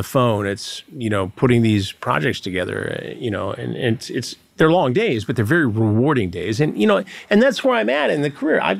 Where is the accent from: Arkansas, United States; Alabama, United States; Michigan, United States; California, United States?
Michigan, United States; Detroit; And you know, I grew up in the Detroit area, so we all knew how to fight.